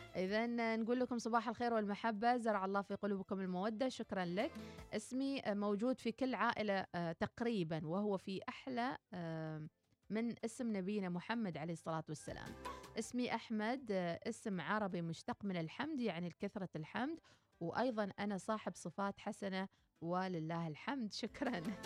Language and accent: Arabic; Oman; كلنا كعمانيين